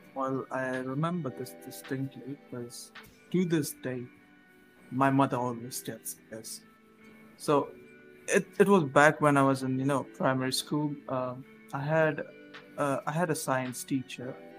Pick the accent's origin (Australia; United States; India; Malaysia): India; I'm currently studying from my home here in India.